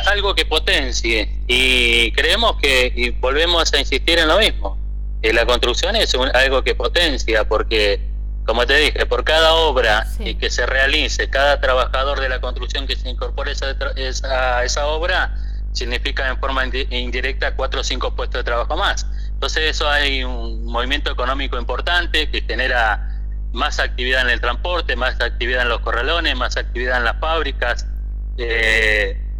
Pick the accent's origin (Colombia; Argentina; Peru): Argentina; Dejar una planificación como argentinos y no salirnos de ahí, venga el gobierno que venga.